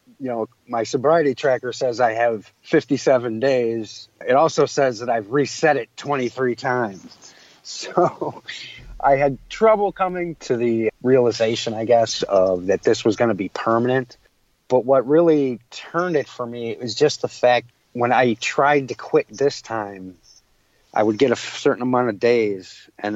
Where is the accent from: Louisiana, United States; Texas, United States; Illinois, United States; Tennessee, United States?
Illinois, United States; Chicago; also born or lived in Waukegan, Illinois; I grew up in Chicago